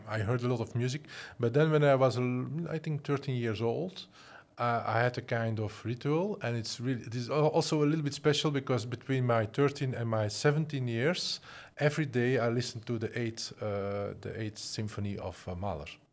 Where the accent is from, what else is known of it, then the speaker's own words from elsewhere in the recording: Flanders, Belgium; moved away as an adult; also born or lived in Antwerp; now in Netherlands; I'm originally I'm from Flanders, and I'm working and living in the Netherlands